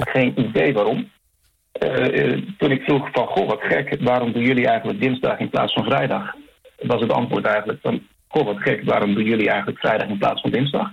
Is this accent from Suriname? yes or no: no; Netherlands; now in Chile; zelf als Nederlander